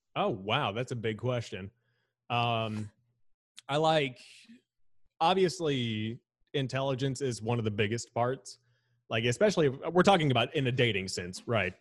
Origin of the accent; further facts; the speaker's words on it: Charlotte, North Carolina, United States; how I was raised around Charlotte